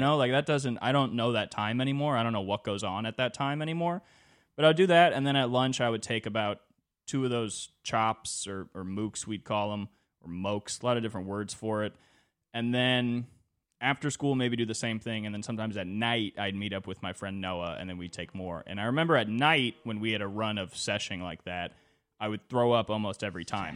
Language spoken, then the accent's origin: English; California, United States; twenty-four growing up in California in two thousand twenty-three